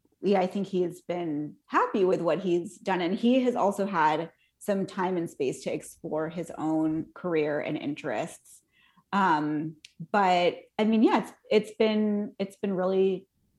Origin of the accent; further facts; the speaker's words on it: Southern California, United States; moved away as an adult; also born or lived in Chicago; I'm from Southern California